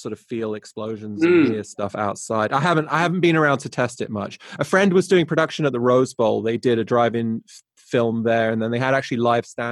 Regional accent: England, United Kingdom; now in United States; I'm English, but I consider myself an American sound guy

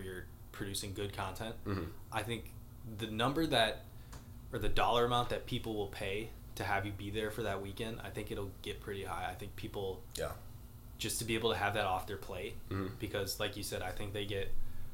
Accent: Minnesota, United States; born or raised there

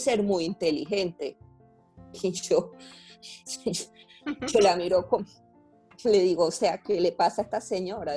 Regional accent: Valencia, Carabobo, Venezuela; moved away as an adult; also born or lived in Medellín, Colombia; yo soy de Valencia, del estado Carabobo.

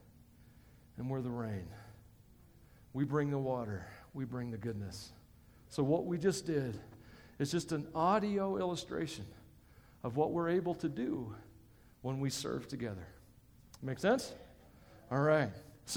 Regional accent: Tennessee, United States; I come from Tennessee, and it's a very wet part of the country

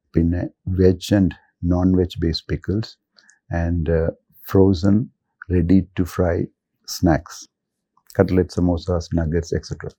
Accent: Thiruvalla, Kerala, India; also born or lived in Kottayam, Kerala / Kochi, Kerala; എൻ്റെ സ്വദേശം തിരുവല്ലയാണ് ഞാൻ പഠിച്ച സ്കൂളിംഗ്

